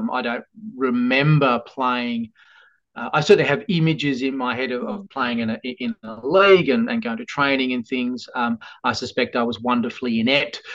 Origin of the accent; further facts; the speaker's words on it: Tasmania, Australia; also born or lived in Western Australia / Perth; We left Western Australia when I was about 8 or 9. Tassie is very much home, and home to my little family as well.